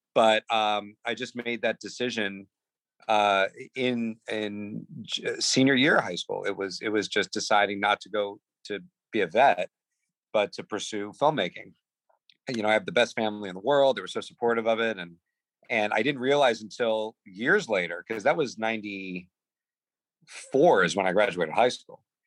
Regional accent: New Jersey, United States; Growing up in Jersey as like one of the the the, the couple of Jewish uh, kids in my class

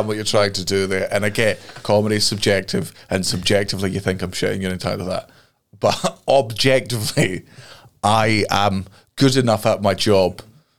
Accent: Scotland, United Kingdom; So I'm, like, the wee Scottish fucking phone call centre for some American company

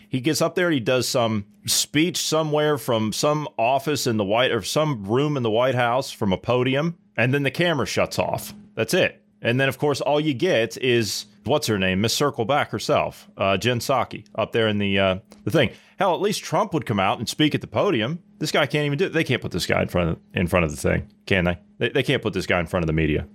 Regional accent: United States; I grew up on the Ohio River

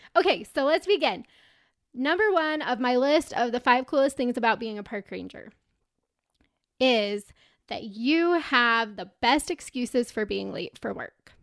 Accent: Utah, United States; I'm a girl from Utah

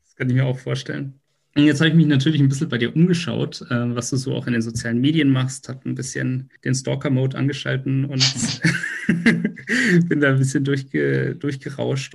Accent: Munich, Bavaria, Germany; da, wo ich herkomme, nämlich aus München

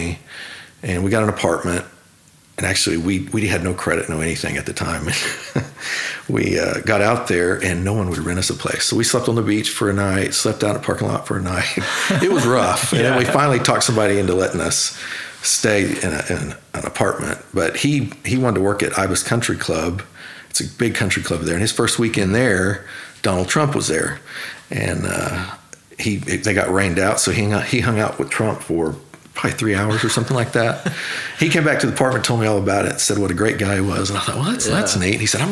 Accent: Oklahoma City, Oklahoma, United States; I grew up actually in Oklahoma City, right on the verge of Bethany

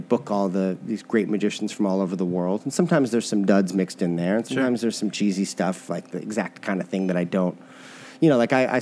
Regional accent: St. Louis, Missouri, United States; as a kid magician growing up in St. Louis

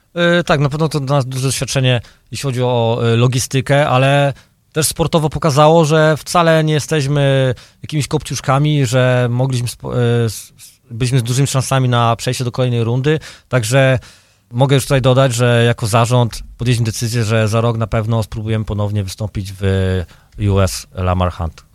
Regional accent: Dębica, Subcarpathian Voivodeship, Poland; now in Chicago, United States; ja pochodzę z Dębicy, urodzony w Dęb również w Dębicy, także e, obok stadionu Wisłoki dosłownie 50 metrów, wychowany od małego

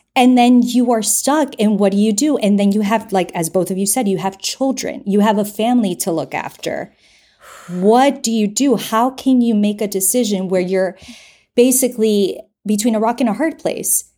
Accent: United States; I grew up in the United States, but I am full-blown Colombian

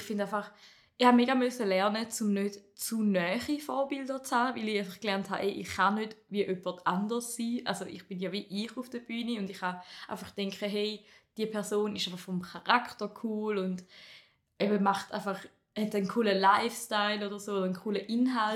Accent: Appenzell Ausserrhoden, Switzerland; accent: St. Gallen; Ich komme aus dem Appenzell Ausroden, wie man vielleicht ein bisschen am Dialekt erkennt, obwohl es ein bisschen mehr St. Gallo ist

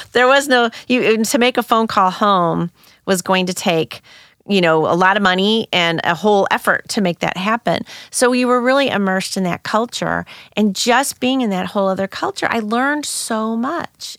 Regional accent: St. Louis, Missouri, United States; I grew up in North County, Saint Louis

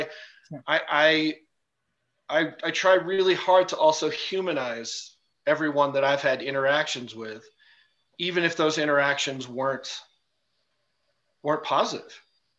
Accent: India; one of my closest friends that we, you know, we grew up in India together.

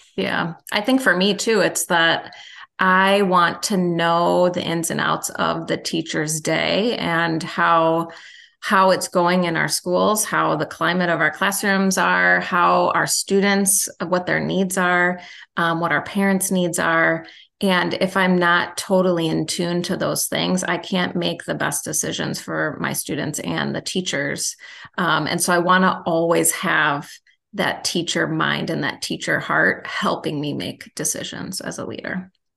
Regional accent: Milwaukee, Wisconsin, United States; also born or lived in Illinois; I'm from Milwaukee

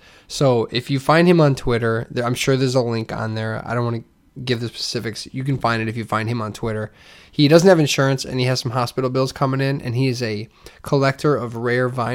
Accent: Hammond, Indiana, United States; I grew up in Hammond

